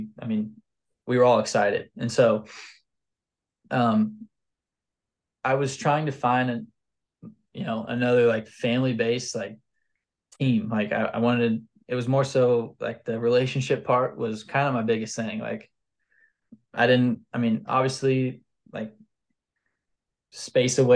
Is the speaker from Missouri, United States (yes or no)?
yes; Missouri, United States; I'm from Missouri